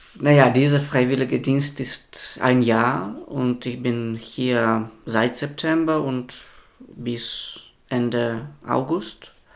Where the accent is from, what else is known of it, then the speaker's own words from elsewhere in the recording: Belarus; German is a second language; also born or lived in Szczecin, Poland; now in Greifswald, Germany; ich bin aus Belarus